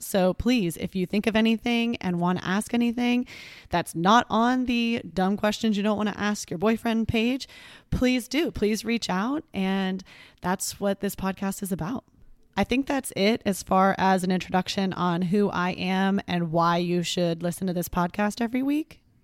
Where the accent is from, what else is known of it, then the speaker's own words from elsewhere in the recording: Texas, United States; I grew up in Texas and still live here.